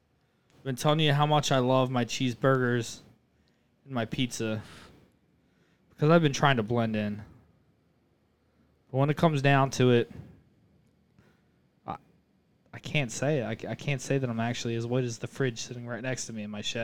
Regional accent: Philippines; I'm a Filipino.

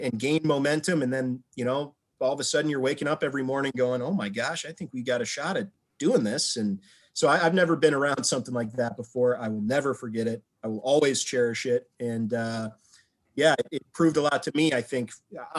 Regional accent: Minnesota, United States; moved away as an adult; also born or lived in Vermont / Syracuse, New York / Odessa, Texas; now in Cleveland, United States; I grew up playing hockey in Minnesota

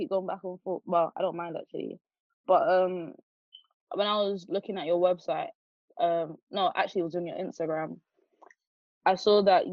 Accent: London, United Kingdom; I'm from Jamaica and the UK

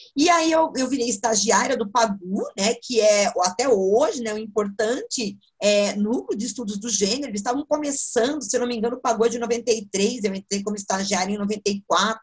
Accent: Sorocaba, São Paulo, Brazil; sou de Sorocaba, sorocabano

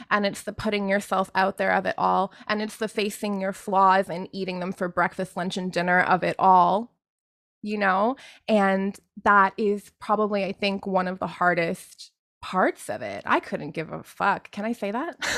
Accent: Canada; I was born in Canada

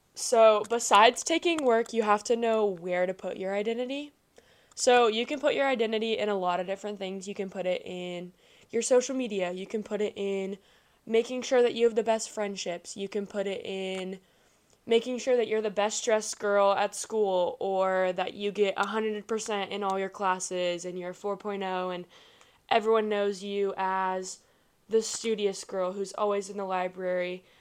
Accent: Kansas City, United States; I am from Kansas City

